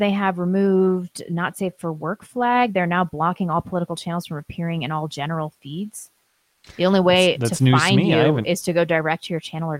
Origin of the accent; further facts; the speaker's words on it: Midwest, United States; Not going to lie, as a Midwesterner, I kind of like to see both of these degenerates thrown off a tall building.